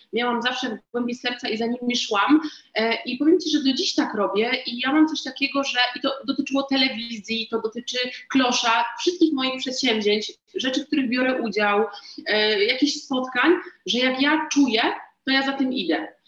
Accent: Katowice, Silesian Voivodeship, Poland; ja jestem jakąś tam dziewczynką jedną z miliona z Katowic

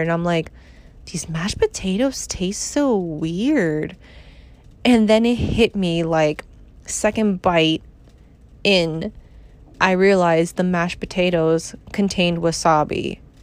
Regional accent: New York, United States; I'm from New York

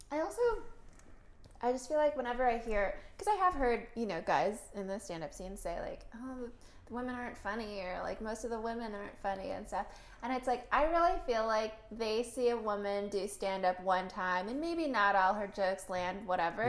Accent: United States; also born or lived in Philippines; I was born here

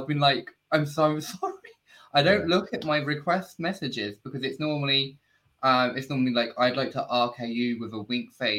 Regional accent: United Kingdom; I'm British, so we like to cuss.

